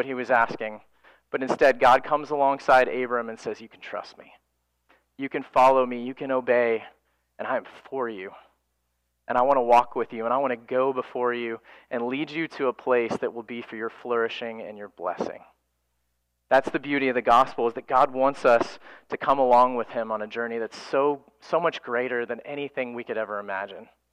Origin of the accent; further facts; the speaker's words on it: Florida, United States; For my wife and I, we grew up in Florida